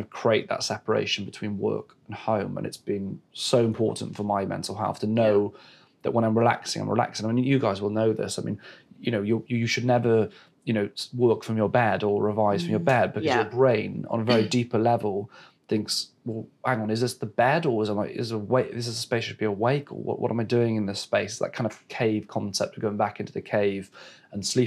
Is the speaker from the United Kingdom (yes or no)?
yes; West Wales, United Kingdom; now in London, United Kingdom; I was born in West Wales and very fortunate to live in the countryside. And I spent my childhood running around fields and tree houses